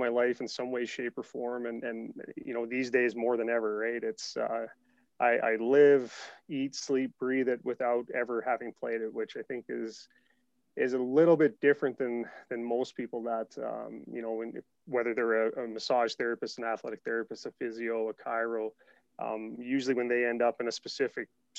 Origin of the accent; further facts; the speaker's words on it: Mount Pearl, Newfoundland and Labrador, Canada; I was a fairly active child growing up in Mount Pearl, Newfoundland